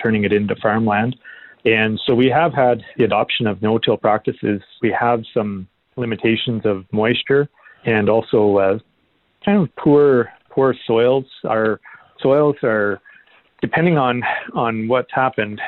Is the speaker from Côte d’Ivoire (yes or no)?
no; Stormont County, near Cornwall, Ontario, Canada; moved away as an adult; now in Peace River Country, Canada; we grew up in Stormont County, so just outside of Cornwall, Ontario, along the St. Lawrence River